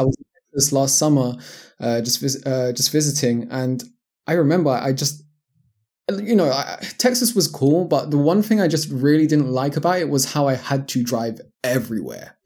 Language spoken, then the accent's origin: English; London, United Kingdom; moved away as an adult; also born or lived in Japan / United States; now in Portugal; born and raised in London, England.